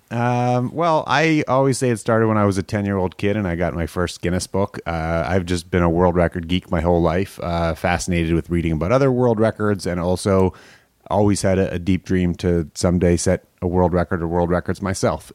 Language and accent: English; Canada; I grew up in Canada